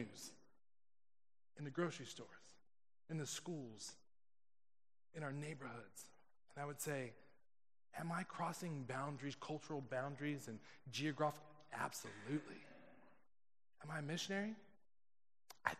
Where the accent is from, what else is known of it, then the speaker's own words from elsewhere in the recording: California, United States; I'm from California